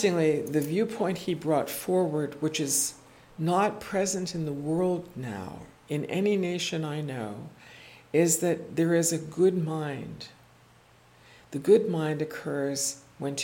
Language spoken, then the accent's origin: English; Corning, New York, United States; I was born in Corning